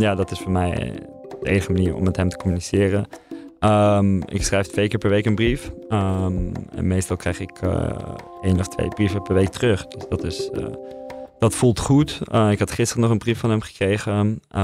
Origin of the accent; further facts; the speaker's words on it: Netherlands; also born or lived in Russia; als Nederlander, als journalist voor een Britse krant